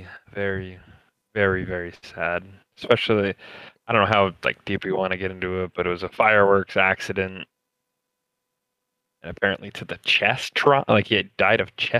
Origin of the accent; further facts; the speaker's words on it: United States; I'm an American.